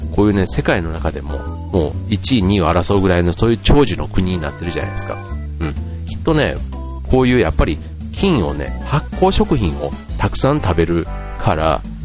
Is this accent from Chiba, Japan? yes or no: yes; Funabashi, Chiba, Japan; 地元の船橋で、船っちという活動をやっています